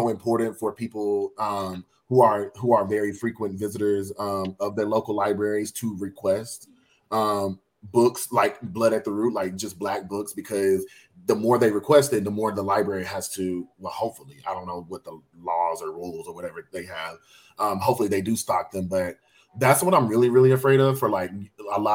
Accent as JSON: {"language": "English", "region": "Alabama", "country": "United States", "tie": "born or raised there", "moved": "yes", "lives_now": "Los Angeles, United States", "said": "growing up in Alabama"}